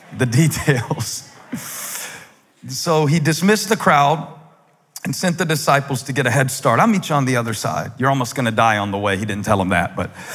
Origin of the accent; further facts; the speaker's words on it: the South, United States; accent: southern; If I got a little too southern